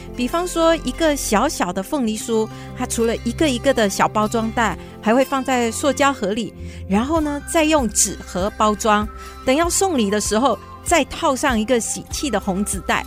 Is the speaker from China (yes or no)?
no; Johor Bahru, Johor, Malaysia; now in Taiwan; 我们都来自马来西亚的南部柔佛州，嗯。所以我们的家乡就在马来西亚最南端的城市，也就是新山。嗯。我们同样是毕业在新山宽柔中学，这是一所由马来西亚华人社群筹办的华文中学